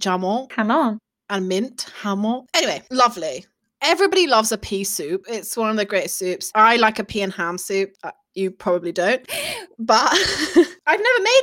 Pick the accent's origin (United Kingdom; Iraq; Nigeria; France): United Kingdom; Birmingham, West Midlands; accent: Brummy; my Brummy accent